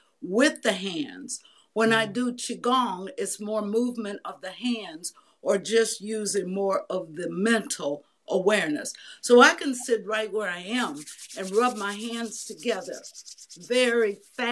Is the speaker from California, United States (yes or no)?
yes; Bay Area, California, United States; moved away as an adult; also born or lived in San Francisco; now in Georgia, United States; I had grown up in the Bay Area, went to college in San Francisco